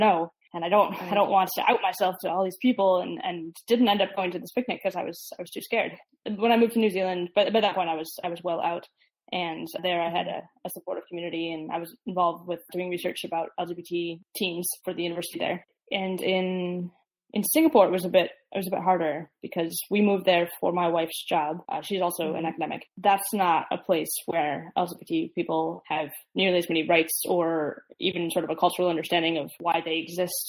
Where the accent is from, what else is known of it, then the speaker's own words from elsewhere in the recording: Midwest, United States; I grew up in the Midwest